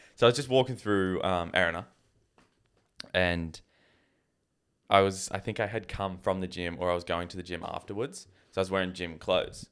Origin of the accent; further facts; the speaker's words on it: Canada; moved away; I was from Canada